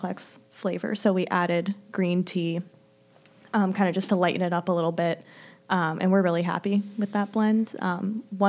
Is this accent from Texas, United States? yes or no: no; New Jersey, United States; We went to an all-girls high school in New Jersey